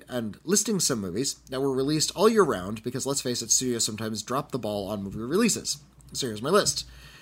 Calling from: Miami, Florida, United States; Hey, Bobby and Whitney. … from Miami.

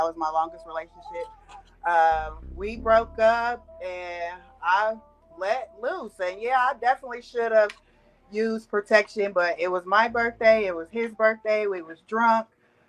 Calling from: Columbus, Ohio, United States; Columbus, Ohio.

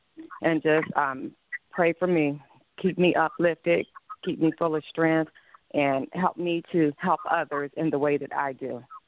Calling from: Arizona, United States; Hi, Pastor. … I'm from Arizona. I'm part of the Arizona family.

